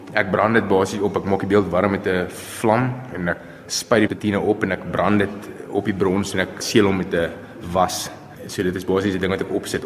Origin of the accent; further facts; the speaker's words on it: Pretoria, Gauteng, South Africa; gebore in Pretoria en ek is nog al die jare hierso